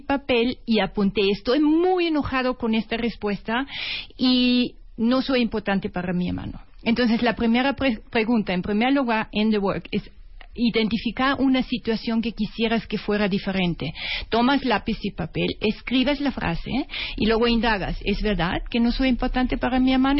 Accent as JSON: {"language": "Spanish", "country": "Austria", "second_language": "Spanish", "moved": "yes", "said": "perdón mi acento porque soy de origen austriaca"}